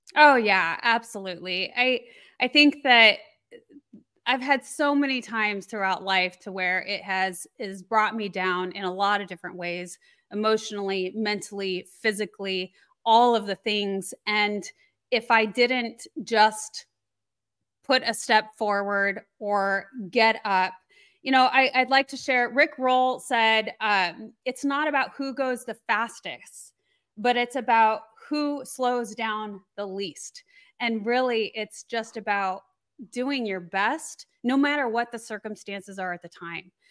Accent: Colorado, United States; I grew up in Colorado, so I was very used to the elements

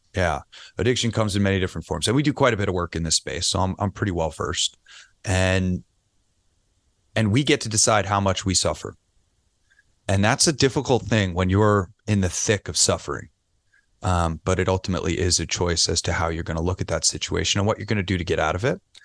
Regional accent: New York City, New York, United States; now in Las Vegas, United States; I'm a New Yorker

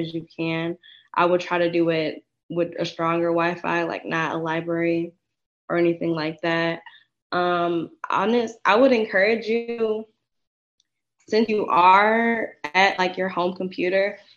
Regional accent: Detroit, Michigan, United States; I am from Detroit. So it was close to home, you know, close to family.

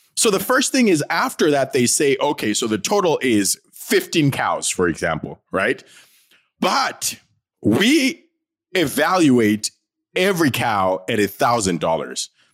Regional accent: Bulawayo, Zimbabwe; I am, uh, from Bulawayo in Zimbabwe, right? I am from the Ndebele tribe

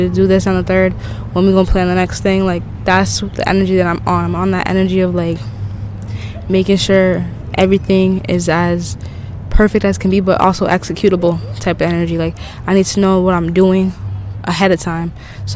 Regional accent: New England, United States; now in Florida, United States; I'm from New England

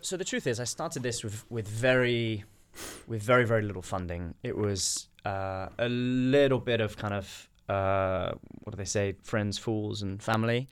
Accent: United Kingdom; I'm British

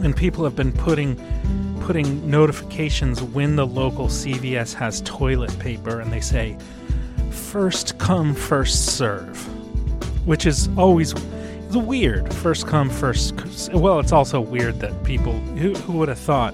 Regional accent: New York, United States; As a New Yorker

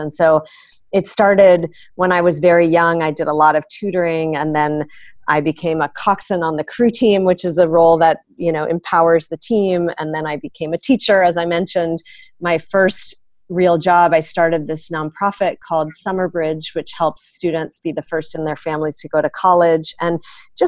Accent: San Francisco, California, United States; also born or lived in Chicago / Cornell (Ithaca, New York); I actually grew up in the city of San Francisco

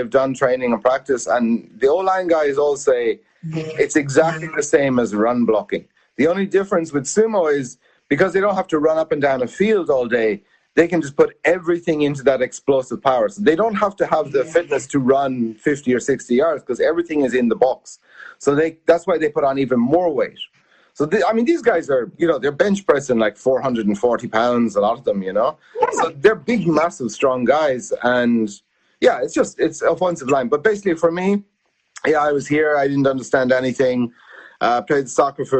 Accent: Ireland; moved away as an adult; also born or lived in United States / Italy; now in Japan; I'm Irish

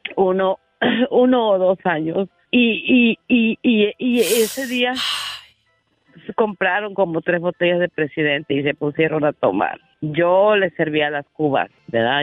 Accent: Mexico; moved away; mi vida fue un infierno de niña allá en México

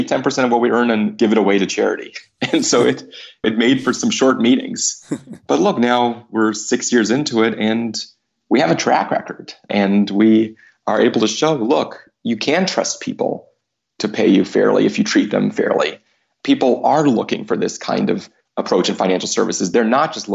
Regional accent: United States

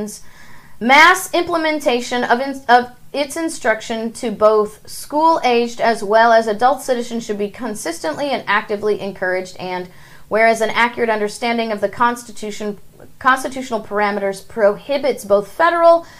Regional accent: St. Louis, Missouri, United States; I was born in St. Louis

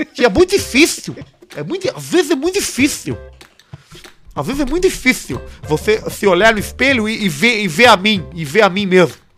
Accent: Santo André, São Paulo, Brazil; Sou de Santo André, vulgo San Andrés.

